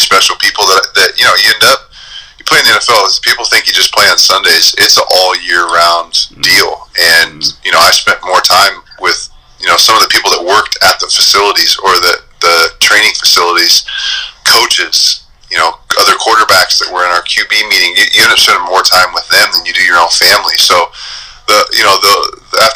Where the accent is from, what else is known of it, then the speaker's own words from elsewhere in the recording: Southern California, United States; I grew up in Southern California.